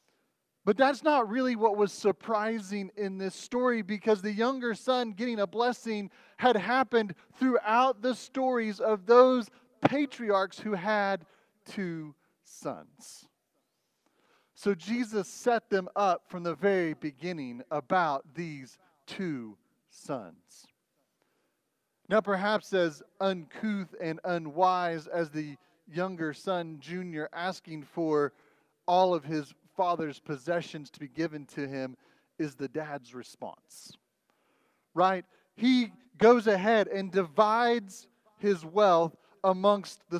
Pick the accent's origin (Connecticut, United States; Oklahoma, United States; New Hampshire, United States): Oklahoma, United States; Oklahoma City; also born or lived in Texas; now in Goodyear, United States; I grew up and lived in Oklahoma City